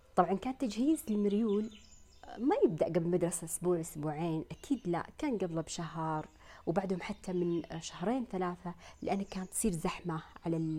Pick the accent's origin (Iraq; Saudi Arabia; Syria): Saudi Arabia; عندنا في المملكة العربية السعودية